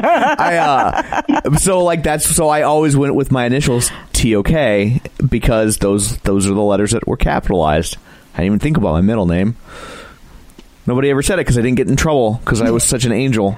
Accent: Midwest, United States; We're from the Midwest

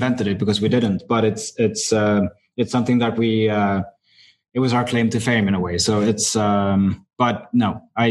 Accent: Sweden; growing up in Sweden, probably in a smaller city

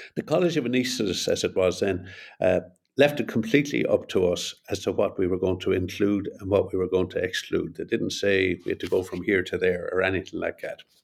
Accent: Ireland; also born or lived in Montreal, Canada / Boston, United States; I'm Irish and I live here in Dublin

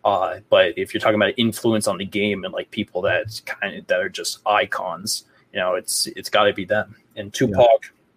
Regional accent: New York, United States; growing up in New York

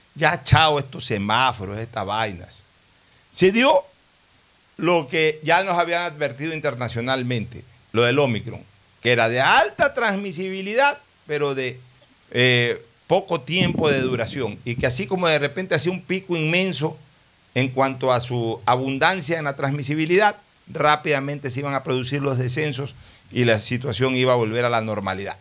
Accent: Ecuador; nosotros siempre como ecuatorianos

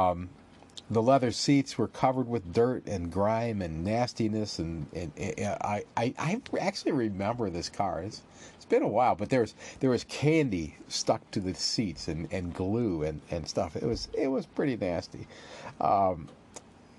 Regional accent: Northwest Ohio, United States; When I was a kid, growing up in Northwest Ohio

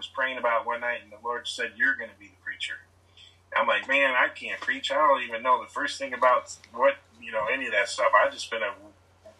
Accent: Michigan City, Indiana, United States; moved away as an adult; also born or lived in Atlanta, Georgia; I was born and raised in Michigan City, Indiana, close to Chicago

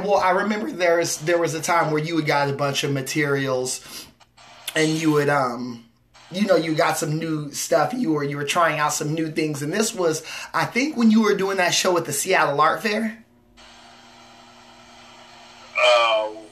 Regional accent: Seattle, Washington, United States; I'm more West Seattle

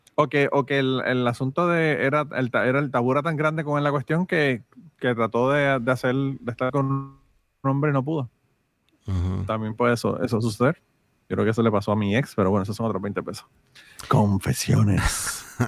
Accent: Utuado, Puerto Rico; moved away; yo estaba en Utuado, en mi querido pueblo de Utuado

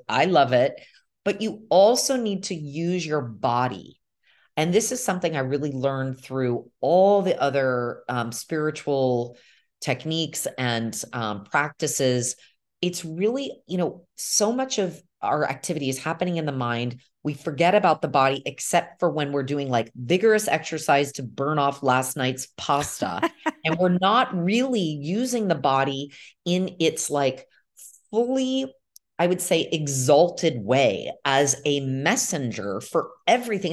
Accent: United States; moved away as an adult; now in Milan, Italy; my experience growing up in America

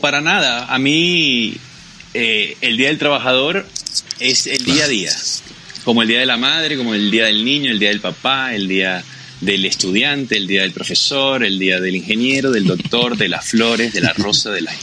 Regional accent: Macuto, La Guaira, Venezuela; moved away as an adult; now in Bogotá, Colombia; Yo soy de Macuto

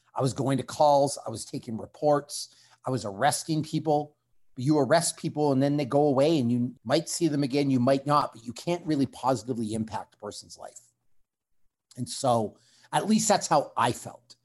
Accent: Canada

